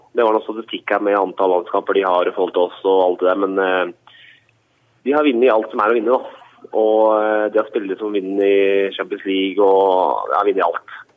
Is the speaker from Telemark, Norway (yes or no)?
yes; Notodden, Telemark, Norway; moved away; jeg er fra Notodden